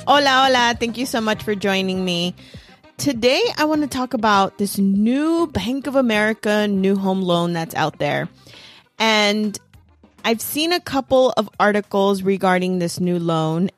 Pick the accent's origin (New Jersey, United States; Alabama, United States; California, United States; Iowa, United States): California, United States; Los Angeles; I'm from East L